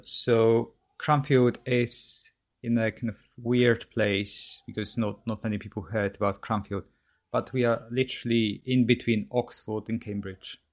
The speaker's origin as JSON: {"language": "English", "town": "Katowice", "region": "Silesian Voivodeship", "country": "Poland", "tie": "born or raised there", "second_language": "English", "moved": "as an adult", "lives_now": "United Kingdom", "said": "so that's south of Poland near Krakow in Katowice. Mm-hmm. So that's where I'm basically from."}